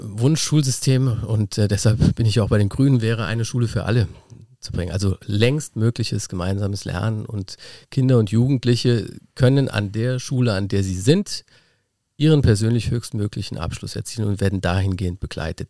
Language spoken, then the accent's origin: German; Kasel, Rhineland-Palatinate, Germany; now in Rheinhessen, Germany; Also ich komme aus dem Unteren Rupertal, aus einem kleinen Dörfchen Kasel